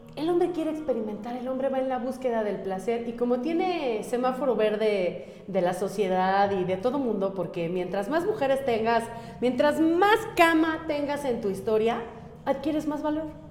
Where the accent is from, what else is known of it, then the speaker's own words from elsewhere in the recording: Mexico; Yo amo mi país, yo soy mexicana